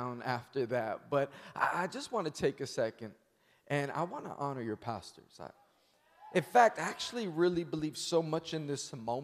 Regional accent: New York City, New York, United States; I'm born and raised in Queens, New York

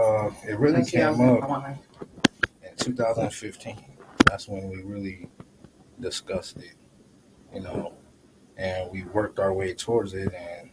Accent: Illinois, United States; now in Phoenix, United States; I'm from Illinois.

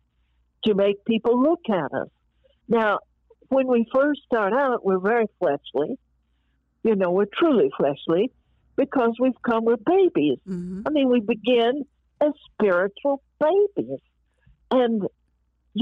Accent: New York, United States; I was from New York

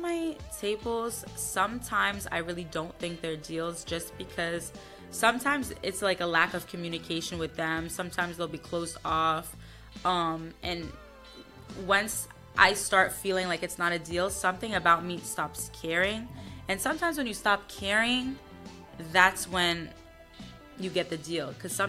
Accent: Queens, New York, United States; So I'm originally from Queens, New York.

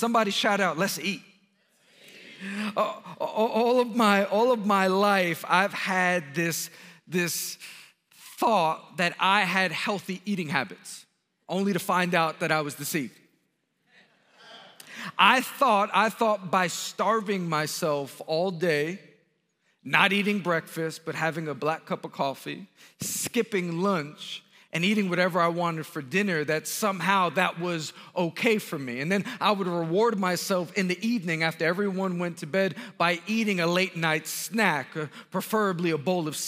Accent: New York City, New York, United States; I'm born and raised in Queens, New York.

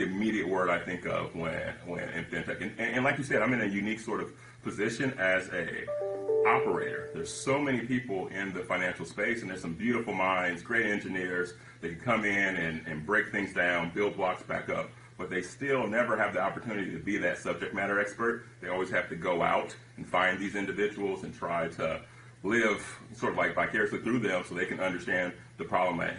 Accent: San Francisco Bay Area, California, United States; I'm from the Bay Area, right? Silicon Valley

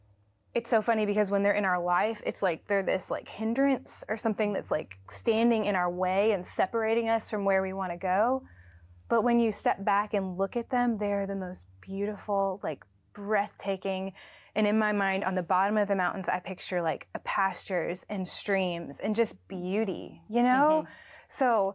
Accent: Florida, United States; now in Nashville, United States; I'm from Florida, so everything's oh, okay. flat.

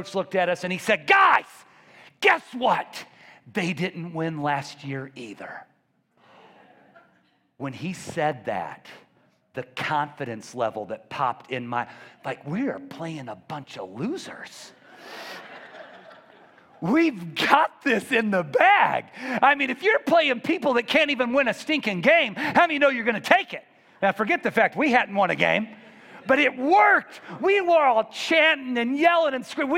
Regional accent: Columbia, Missouri, United States; I grew up in Columbia, Missouri, just outside the city

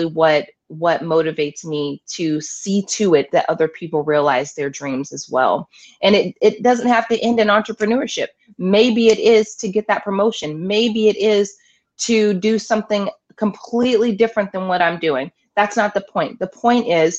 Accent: Omaha, Nebraska, United States; also born or lived in Tupelo, Mississippi; Originally I was born in Tupelo, Mississippi, but I've been in Nebraska since I was 7 years old

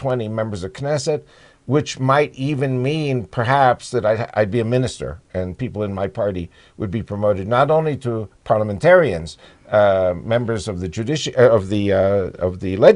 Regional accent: New York, United States; moved away as an adult; now in Israel; I was born in New York, and I was raised on the lap of the American Revolution

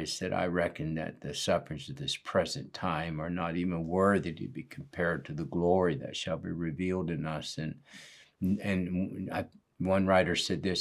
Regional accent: Northwest, United States; moved away as an adult; I was raised in the Northwest

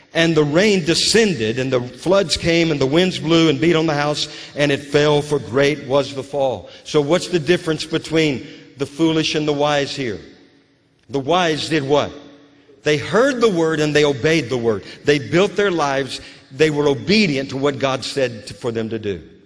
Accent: Louisiana, United States; moved away as an adult; also born or lived in West Virginia; now in Moravian Falls, United States; I was just a kid, a little kid, growing up in Louisiana

